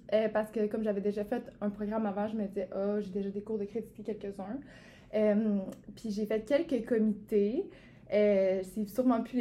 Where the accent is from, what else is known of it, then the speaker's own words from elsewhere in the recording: Quebec City, Quebec, Canada; je viens de Québec, moi, en fait.